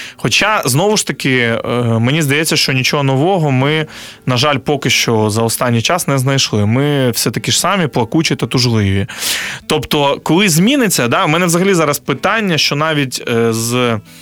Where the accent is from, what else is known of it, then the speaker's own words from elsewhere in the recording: Chornomorsk, Odesa Oblast, Ukraine; now in Kyiv, Ukraine; Я з російськомовного регіону, я з Одещини, з міста Чорноморськ раніше це Лічівськ.